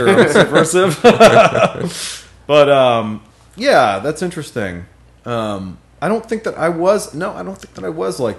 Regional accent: Pittsburgh, Pennsylvania, United States; moved away as an adult; also born or lived in North Carolina; I grew up in Pittsburgh until I was 18.

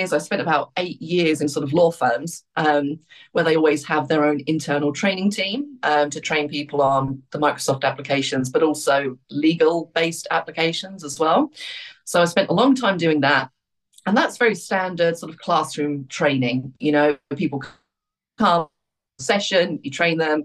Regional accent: Luton, East of England, United Kingdom; moved away as an adult; also born or lived in Australia; I grew up in Luton.

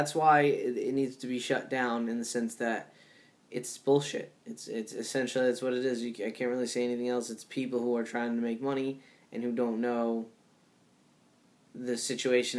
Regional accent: Rhode Island, United States; growing up in Rhode Island

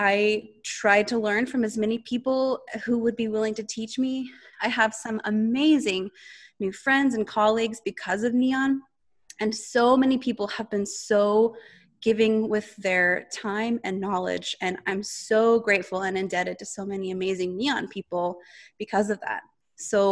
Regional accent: Portland, Oregon, United States; now in Seattle, United States; I'm originally from the Portland area

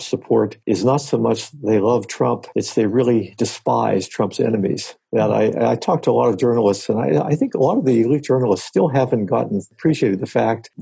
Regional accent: Latrobe, Pennsylvania, United States; moved away; I come from Western Pennsylvania, a town called Latrobe, Arnie Palmer's town, about 30 or 40 miles east of Pittsburgh.

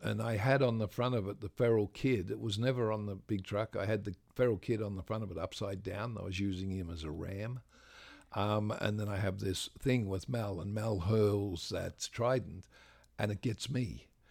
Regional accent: Australia; I'm an Australian.

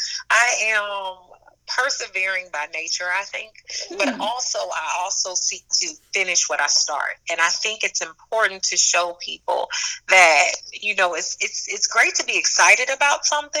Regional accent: St. Louis, Missouri, United States; I'm from St. Louis, Missouri

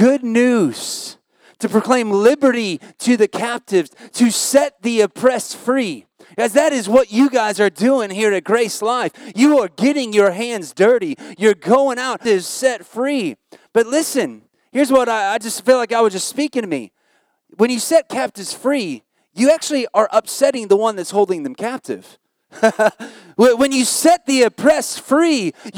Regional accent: United States; moved away as an adult; now in Australia; I'm American

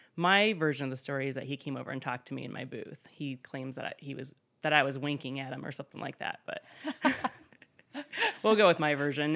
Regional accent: South Central Nebraska, United States; moved away as an adult; also born or lived in Des Moines, Iowa; now in Underwood, Iowa, United States; I did not grow up here in Iowa. I grew up in South Central Nebraska in a small town, ag community, but not on a farm.

